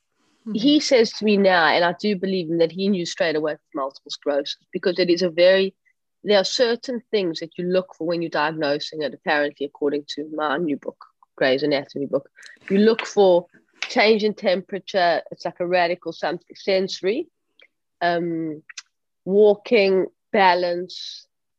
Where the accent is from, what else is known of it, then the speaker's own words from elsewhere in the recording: Johannesburg, Gauteng, South Africa; Growing up in Johannesburg